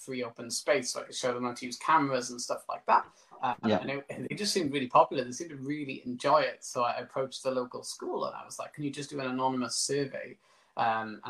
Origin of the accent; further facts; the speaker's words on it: Pencoed, Wales, United Kingdom; I live in Pencode, which is my hometown